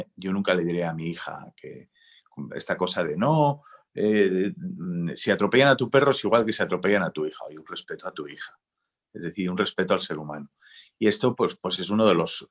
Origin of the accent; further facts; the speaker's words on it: San Sebastián, Basque Country, Spain; soy un pijo de San Sebastián del Boulevard